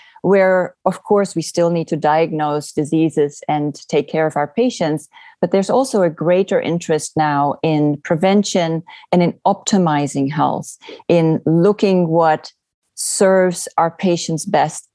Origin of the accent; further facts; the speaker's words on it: Netherlands; moved away as an adult; also born or lived in California; now in Oregon, United States; I'm originally from the Netherlands